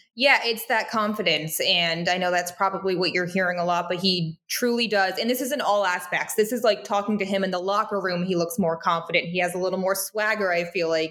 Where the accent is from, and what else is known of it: United States; born or raised there; now in Wisconsin, United States